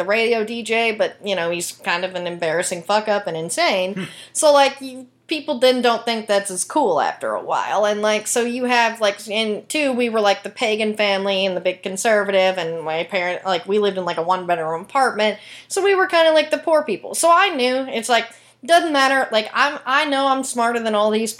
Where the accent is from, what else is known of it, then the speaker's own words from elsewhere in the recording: Tyler, Texas, United States; moved away as an adult; also born or lived in Dallas, Texas; now in Los Angeles, United States; growing up in Tyler